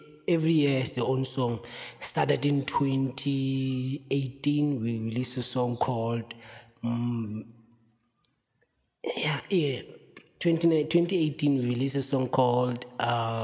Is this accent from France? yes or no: no; Free State, South Africa; So I grew up in Vergeredevlei in a township called Tebong